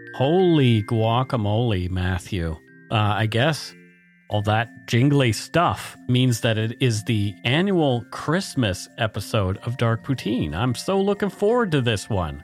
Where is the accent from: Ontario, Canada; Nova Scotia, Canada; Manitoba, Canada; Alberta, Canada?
Nova Scotia, Canada; Bridgewater; born or raised there